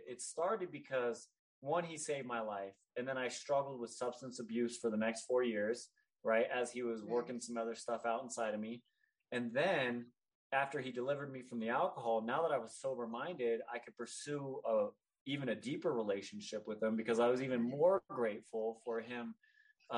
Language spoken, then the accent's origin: English; Northern California, United States; I grew up in Northern California, a very diverse area